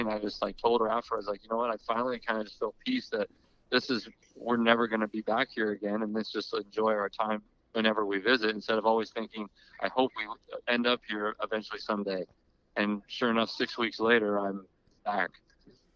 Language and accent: English; Riverside, California, United States; moved away as an adult; also born or lived in Lubbock, Texas; I'm from Riverside, California, so which is 60 miles east